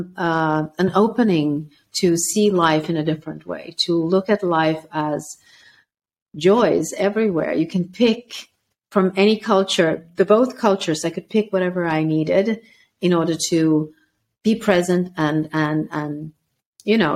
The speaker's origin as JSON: {"language": "English", "country": "Sweden", "tie": "born or raised there", "also_born_or_lived": "former Yugoslavia", "said": "at the age of six, they brought me back to Sweden"}